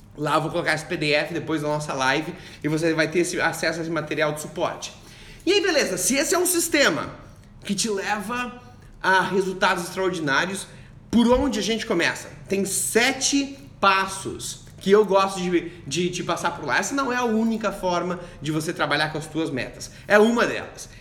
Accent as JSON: {"language": "Portuguese", "town": "Joinville", "region": "Santa Catarina", "country": "Brazil", "moved": "yes", "lives_now": "Kuala Lumpur, Malaysia", "said": "eu sou do sul de, de, do Brasil, de Joinville, de Santa Catarina"}